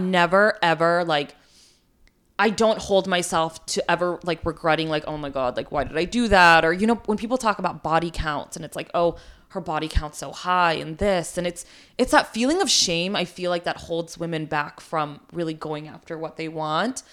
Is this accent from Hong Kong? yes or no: no; India; moved away; also born or lived in New York, United States; I was born in India, like, I immigrated to the U S